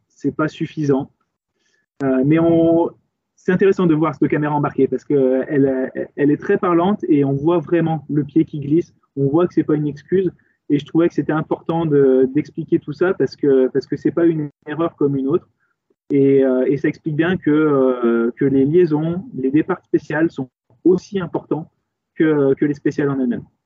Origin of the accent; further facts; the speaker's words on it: France; chez nous en France